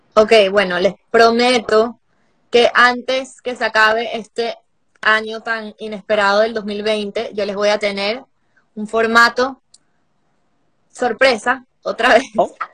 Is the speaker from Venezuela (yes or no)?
yes; Venezuela; aunque soy venezolana, estoy trabajando mucho en Puerto Rico